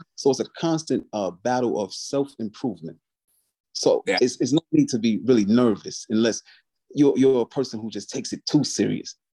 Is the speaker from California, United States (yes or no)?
no; Albany, New York, United States; I was born and raised in Albany, New York.